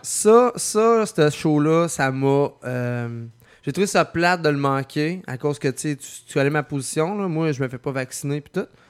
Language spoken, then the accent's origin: French; Lévis, Quebec, Canada; also born or lived in Lauzon; je viens plus de Saint-Nic